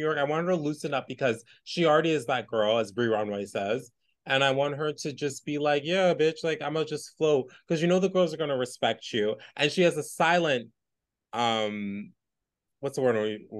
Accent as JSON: {"language": "English", "country": "United Kingdom", "said": "Shout out to the Brits. Shout out to the Brits. I'm a Brit girl."}